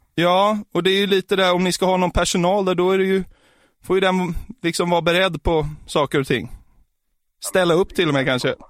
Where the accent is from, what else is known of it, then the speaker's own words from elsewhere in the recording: outside Norrtälje, Stockholm County, Sweden; utanför Norrtälje så finns det, ett, där, där jag kommer ifrån